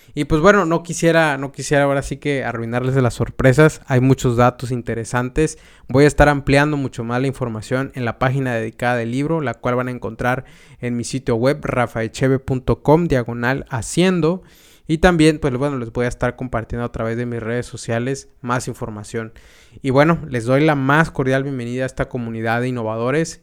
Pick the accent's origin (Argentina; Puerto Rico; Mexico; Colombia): Mexico; also born or lived in United States; cuando me fui de México, estuve viajando a Estados Unidos